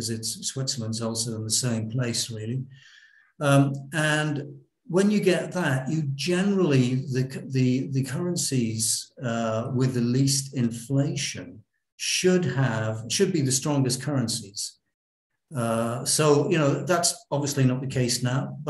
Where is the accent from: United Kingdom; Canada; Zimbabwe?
United Kingdom; moved away; we in the UK, we're both British